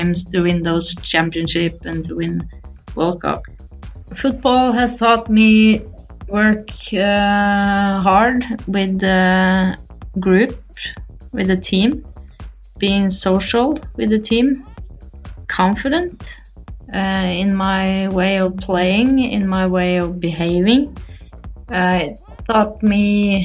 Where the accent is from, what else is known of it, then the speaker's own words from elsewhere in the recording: Norway; my hometown, Momoen, a small town with 800 people